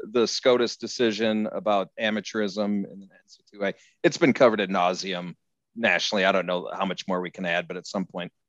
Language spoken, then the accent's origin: English; Illinois, United States; my home state of Illinois.